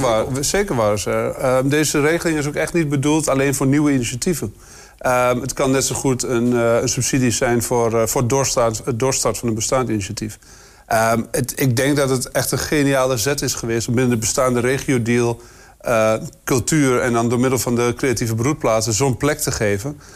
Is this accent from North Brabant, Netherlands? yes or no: no; Twente, Overijssel, Netherlands; als Twentenaar